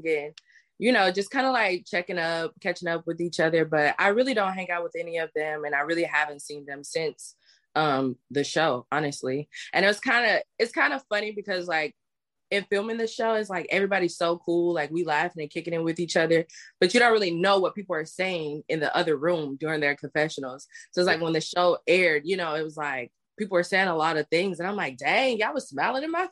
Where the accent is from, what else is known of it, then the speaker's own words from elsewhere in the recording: Kansas City, Missouri, United States; originally, I'm from Kansas City, Missouri. Well, I was raised in Kansas City